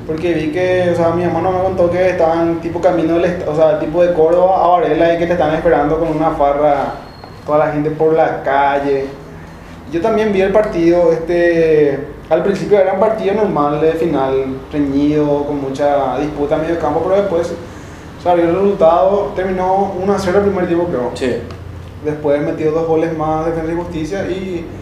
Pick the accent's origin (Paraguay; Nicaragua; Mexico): Paraguay; Como buen paraguayo